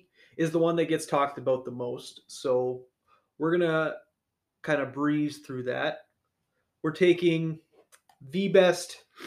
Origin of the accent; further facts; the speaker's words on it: Canada; now in Windsor, Canada; I'm a Canadian.